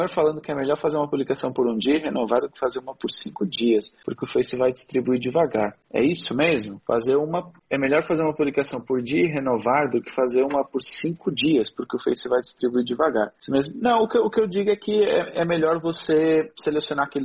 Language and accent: Portuguese; Luanda, Luanda Province, Angola; Sim, sou de Angola.